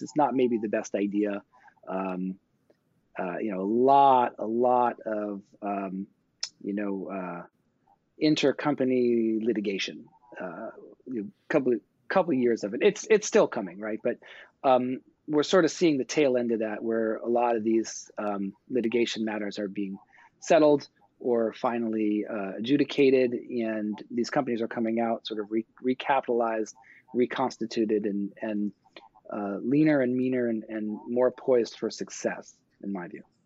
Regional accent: New York, United States; I grew up in New York

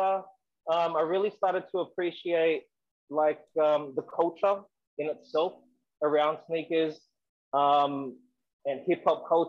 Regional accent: Sydney, New South Wales, Australia; I grew up in Western Sydney, Southwest Sydney

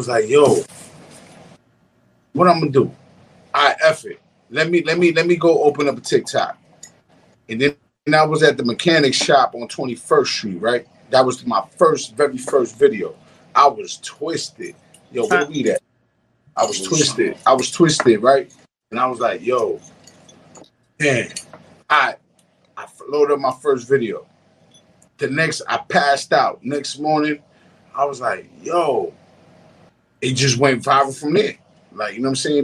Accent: New York City, New York, United States; I grew up in Harlem

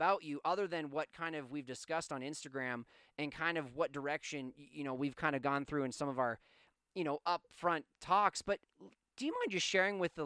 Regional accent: Canada; I'm from Canada

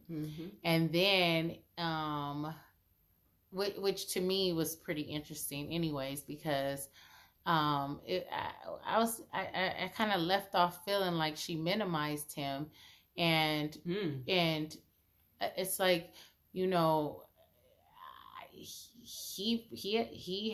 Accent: Los Angeles, California, United States; We're all from Los Angeles

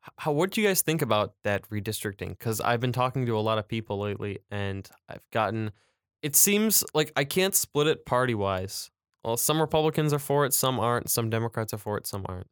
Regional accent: Macomb, Michigan, United States; I'm from Macomb

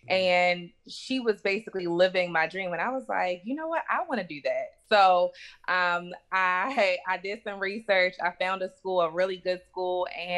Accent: Baltimore, Maryland, United States; So, first, I grew up in Baltimore, Maryland.

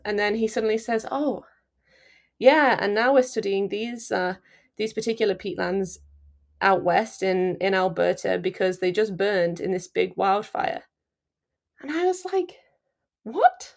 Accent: Nottinghamshire, East Midlands, United Kingdom; moved away as an adult; also born or lived in Leeds; now in Canada; I'm from Nottinghamshire. Um, sort of smack bang in the middle of the country.

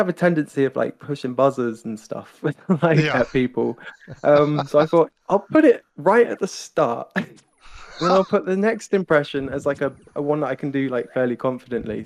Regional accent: United Kingdom; I'm British

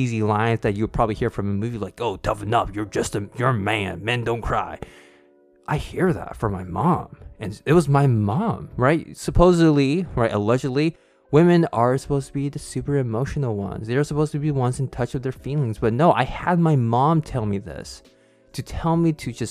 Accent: California, United States; growing up in the United States or just in California and having a white dad

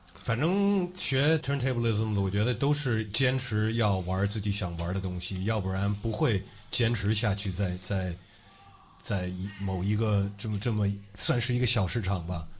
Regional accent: United States; moved away; 我是在美国出生长大的

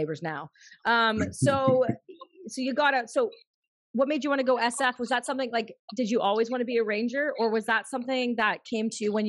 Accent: Canada; I'm Canadian

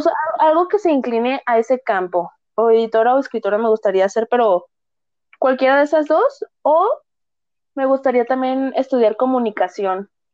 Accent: Guadalajara, Jalisco, Mexico; soy de Guadalajara, Jalisco, aquí en México

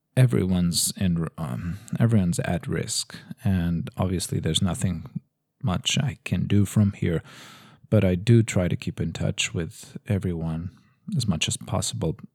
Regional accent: Lisbon, Portugal; now in Madrid, Spain; in Lisbon, uh, where I'm actually from

